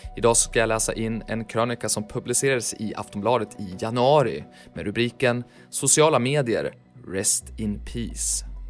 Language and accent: Swedish; Sweden; där vi växte upp i världsmetropoler som Falköping, Timrå, Söderhamn